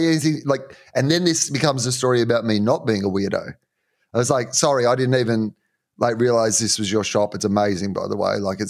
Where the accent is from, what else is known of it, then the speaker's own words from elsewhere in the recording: Australia; Yeah, yeah, I am. I'm Australian.